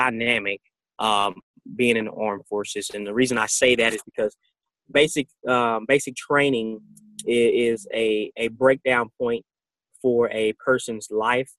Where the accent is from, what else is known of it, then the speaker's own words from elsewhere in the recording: United States; as being American